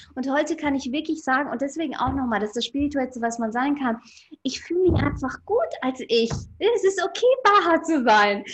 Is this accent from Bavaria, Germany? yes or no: yes; Ingolstadt, Bavaria, Germany; ich bin in Ingolstadt geboren und aufgewachsen